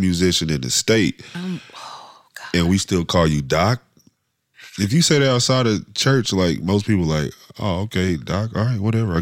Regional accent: Dayton, Ohio, United States; moved away; also born or lived in Columbus, Ohio / Cincinnati, Ohio; I'm from Dayton, we was at a good black church there, like Baptist church, I'll say. And then when we moved to Columbus

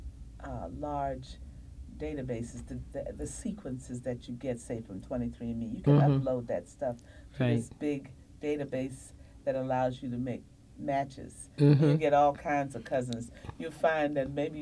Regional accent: Washington, District of Columbia, United States; I'm from Washington, D.C., Virginia area

